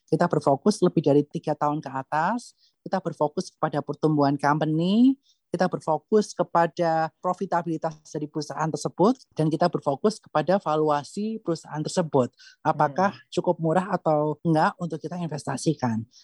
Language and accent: Indonesian; Sleman, Special Region of Yogyakarta, Indonesia; also born or lived in Bandung; now in Jakarta, Indonesia; 2013 itu kan pertama-tama dari Jakarta ya, masuk ke Jakarta hmm. maksudnya dari kota Bandung. Sebelumnya aku dari Kabupaten Sleman.